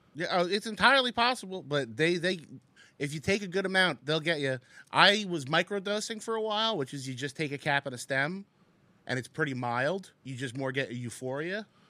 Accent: Secaucus, New Jersey, United States; I grew up in Sea Caucus, right outside of the city

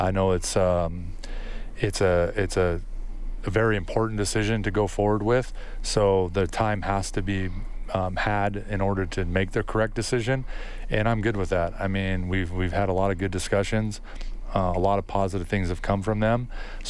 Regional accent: United States; moved away as an adult; now in Edmonton, Canada; I am an American

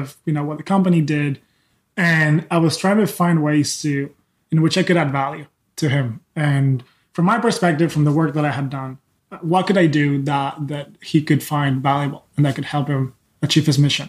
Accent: Spain; also born or lived in England / Philadelphia; now in California, United States; I'm born and raised in Spain.

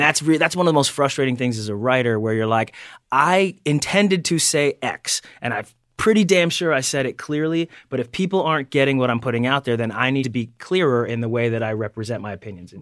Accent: Delaware, United States; I'm from Delaware

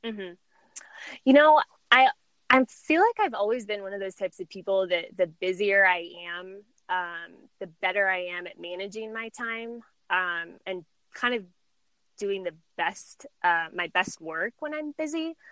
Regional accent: San Diego, California, United States; moved away as an adult; also born or lived in Chicago; I was born and raised in San Diego, and I really hadn't ever left um, the area until I moved to Chicago

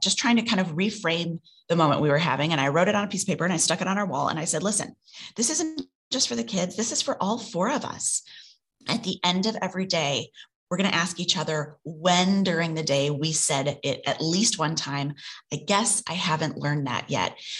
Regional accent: Midwest, United States; born or raised there; moved away as an adult; now in New York, United States

